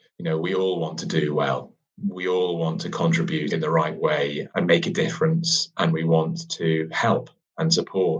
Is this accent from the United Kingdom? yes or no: yes; United Kingdom; we're very British at times